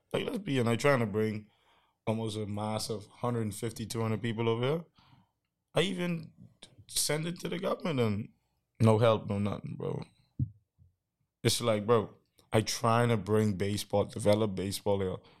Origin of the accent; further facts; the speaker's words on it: Bahamas; I'm from the Bahamas